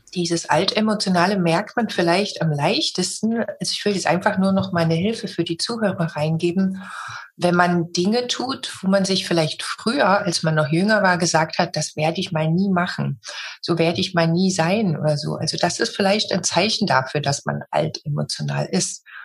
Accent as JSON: {"language": "German", "country": "Germany", "tie": "born or raised there", "said": "Ich bin in Deutschland geboren"}